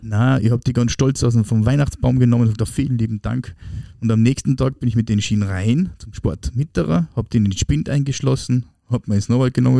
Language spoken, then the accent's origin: German; Austria; als Österreicher